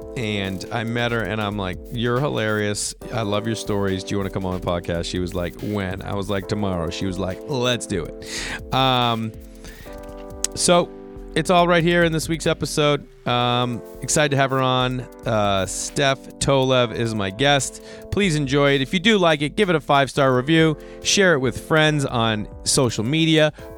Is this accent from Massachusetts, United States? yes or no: yes; Stoneham, Massachusetts, United States; I'm like, oh, Boston. I'm like, where? I'm like, oh, Stoneham.